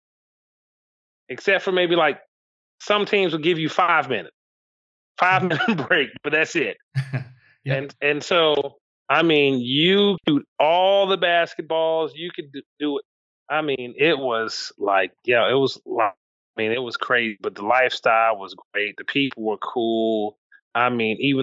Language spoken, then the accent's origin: English; Memphis, Tennessee, United States; I grew up in Memphis